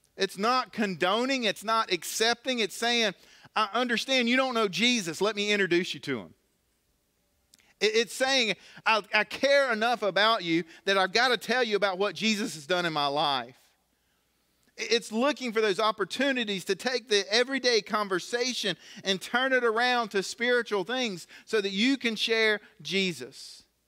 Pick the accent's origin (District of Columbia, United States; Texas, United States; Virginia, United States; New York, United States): Virginia, United States; Galax; I grew up here in Galax